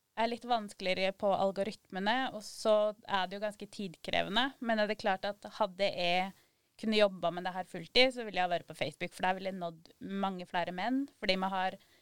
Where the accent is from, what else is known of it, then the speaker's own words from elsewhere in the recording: Sør-Aurdal, Innlandet, Norway; Og så satt jeg hjemme i Valdres